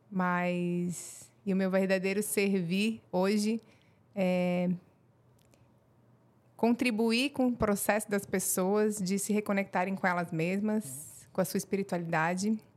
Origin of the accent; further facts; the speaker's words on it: Rio Negro, Paraná, Brazil; born there; also born or lived in Mafra; E como não tinha maternidade em Mafra, eu nasci no Paraná, em Rio Negro.